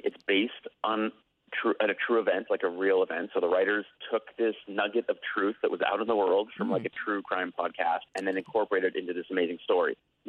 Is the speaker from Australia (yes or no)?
no; Canada; moved away as an adult; now in Los Angeles, United States; I was born and raised in Canada, and I moved here when I was about 21, and I'm now 41.